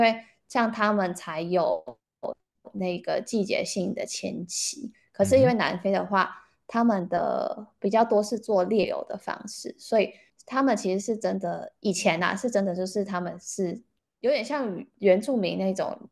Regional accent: Taiwan; now in South Africa; 我们台湾的，因为可能台湾这是密集度很高，然后地方其实就是蛮小的

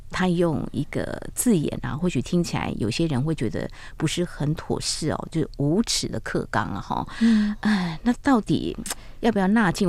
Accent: Taiwan; 对，我也可以说我是台湾人

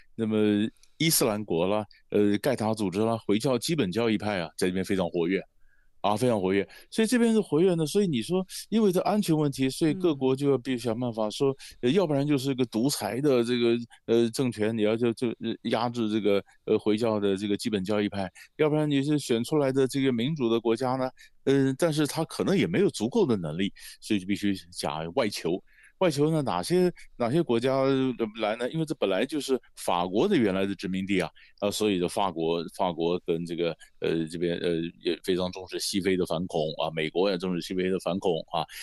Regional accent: Taiwan; 我们台湾人对非洲关心的好像比较少

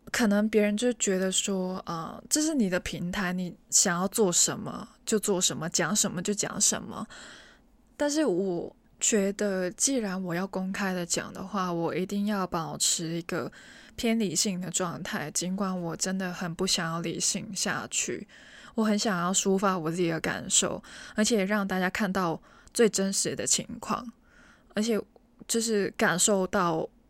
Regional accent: Hong Kong; 我身为一个香港人，其实，在本地旅游的经验不多

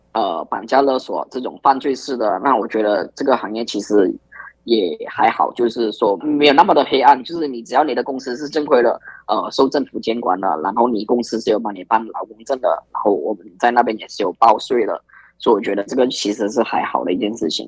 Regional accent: Malaysia; 我们马来西亚人也是会去新加坡啊、澳洲啊这些地方

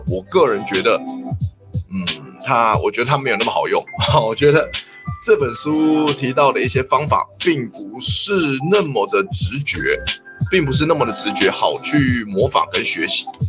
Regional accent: Taiwan; 我们台湾人

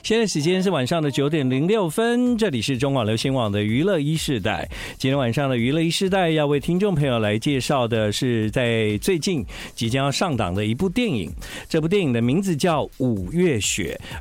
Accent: Taiwan; 我们在台湾长大的孩子

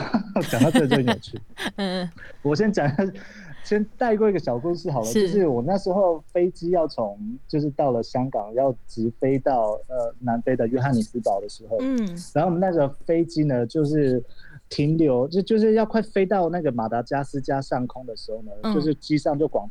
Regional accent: Taiwan; 因为我从小是在部落长大的

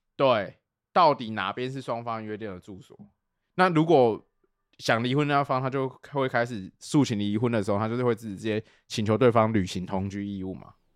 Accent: Tainan, Taiwan; 因为我本来是台南人

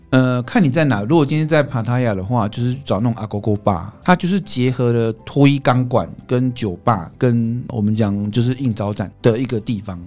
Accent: Taiwan; 我们台湾人是比较含蓄一点

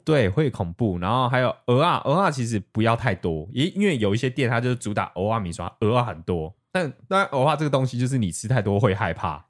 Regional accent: Taiwan; 因为我是台湾人

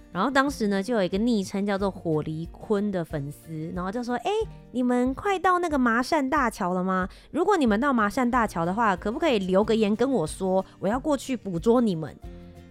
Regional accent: Kaohsiung, Taiwan; 我本人我是高雄人，回家了。

